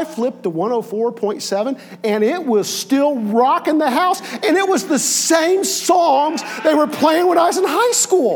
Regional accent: Connersville, Indiana, United States; I grew up in Connersville, Indiana

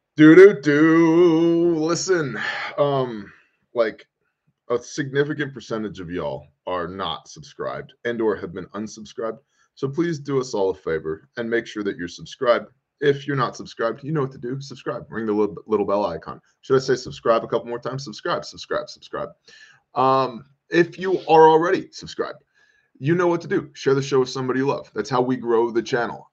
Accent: United States; I'm an American. I live here

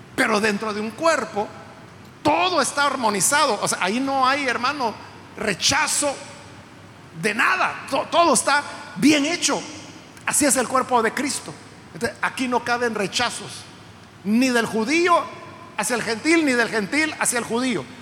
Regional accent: El Salvador; Nosotros somos ciudadanos salvadoreños porque nacimos en este país

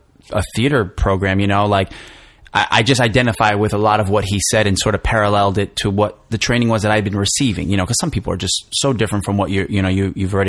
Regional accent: New Jersey, United States; moved away as an adult; also born or lived in New York City, United States; I'm from New Jersey originally. So I went back home

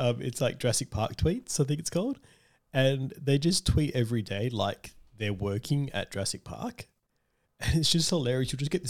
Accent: Australia; We're Australian.

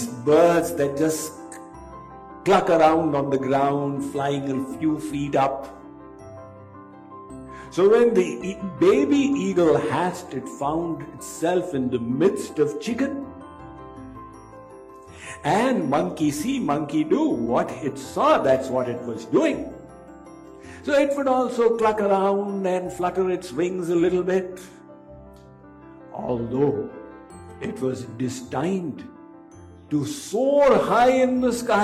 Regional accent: India; when I was growing up in India, when I was a schoolboy in middle school

